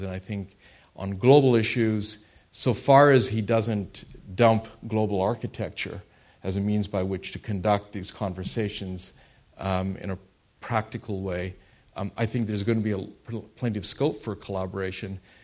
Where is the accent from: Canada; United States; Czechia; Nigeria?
Canada; I am Canadian